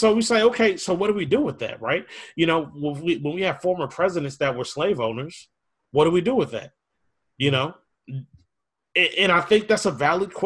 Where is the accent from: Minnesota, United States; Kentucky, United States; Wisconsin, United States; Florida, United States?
Minnesota, United States; Minneapolis; I grew up in Minneapolis